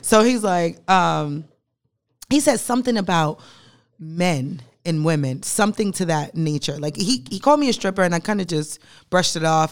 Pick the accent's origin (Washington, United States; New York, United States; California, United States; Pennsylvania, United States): New York, United States; New York City; now in Charlotte, United States; I am a bougie Brooklyn bitch